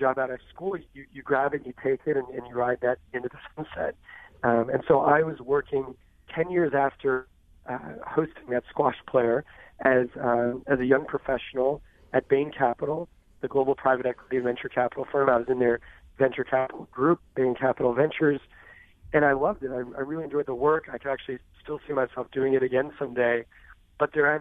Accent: Southern California, United States; So I grew up in Southern California

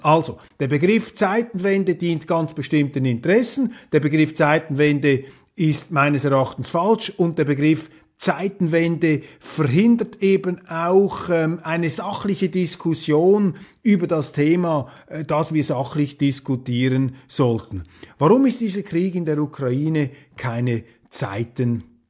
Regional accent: Switzerland

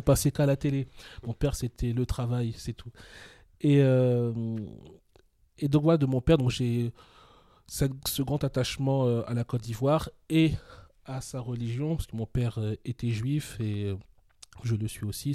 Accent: Meaux, Île-de-France, France; also born or lived in Paris; moi je suis né à Paris, j'ai toujours grandi en, banlieue parisienne

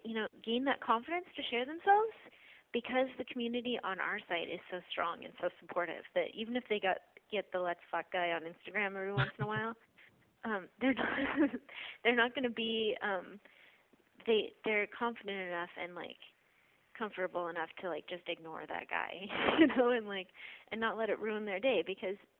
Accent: Portland, United States; I grew up in Portland

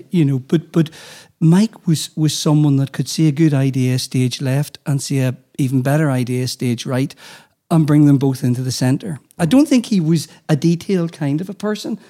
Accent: Armagh, Northern Ireland, United Kingdom; as a young person growing up in Armagh

